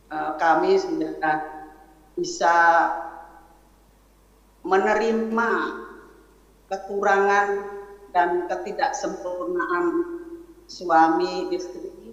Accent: Java, Indonesia; kami dari latar belakang yang berbeda saya dari Jawa sedangkan suami saya adalah dari suku Batak

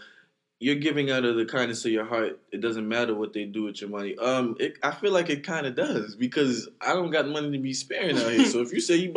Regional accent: New York City, New York, United States; I'm from Brooklyn.

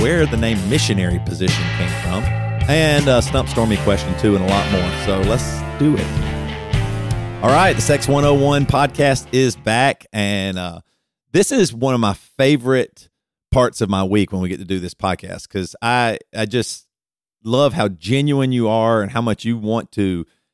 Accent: Deep South, United States; I grew up in Christianity, deep South Christianity

